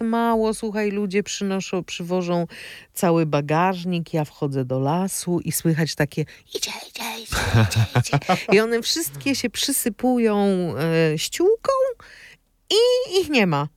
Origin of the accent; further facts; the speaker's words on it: Opole Voivodeship, Poland; ja jestem z Opolszczyzny